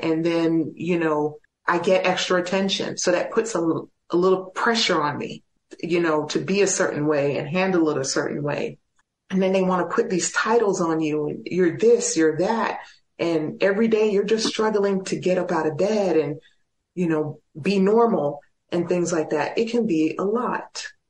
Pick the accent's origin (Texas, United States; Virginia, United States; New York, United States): Texas, United States; El Paso; My hometown is very supportive, but also I can reach out to some of the other guys. Joseph Hudson, one of my fellow prisoners of war, lives here in El Paso.